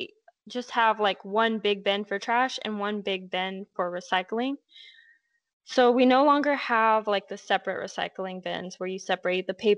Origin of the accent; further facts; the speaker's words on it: Lake Havasu City, Arizona, United States; I'm from Havasu, which is in Arizona